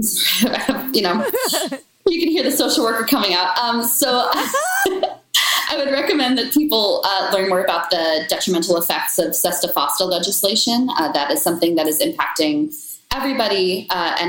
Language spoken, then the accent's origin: English; Washington, District of Columbia, United States; my hometown of DC